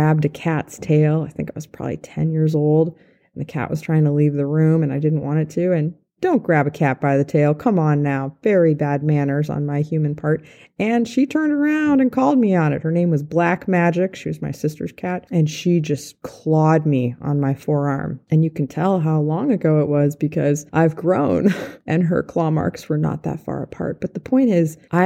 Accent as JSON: {"language": "English", "town": "Santa Fe", "region": "New Mexico", "country": "United States", "tie": "born or raised there", "also_born_or_lived": "Wenatchee, Washington / Boulder, Colorado", "said": "When I was 8 years old, we moved from Wenatchee, Washington to Santa Fe, New Mexico"}